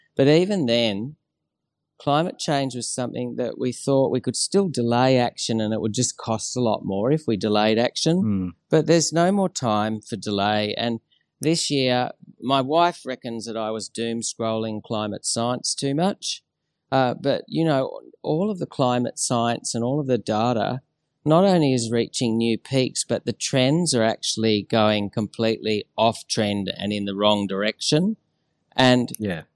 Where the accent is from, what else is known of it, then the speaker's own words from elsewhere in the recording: Australia; as an Australian of shared Aboriginal and European blood